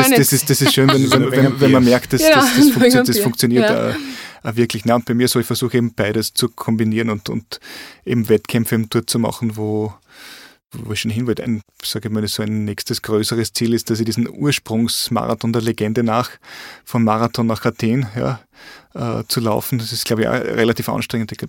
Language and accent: German; Carinthia, Austria; Und, und bei mir daheim, äh, wo ich herkomme aus Kärnten im Lavantal, habe ich auch so meine Strecken in der Lavand entlang.